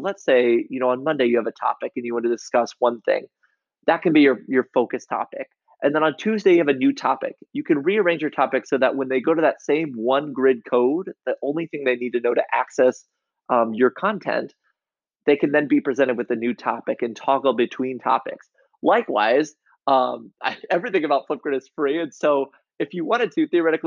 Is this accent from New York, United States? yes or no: no; Iowa, United States; I grew up in Iowa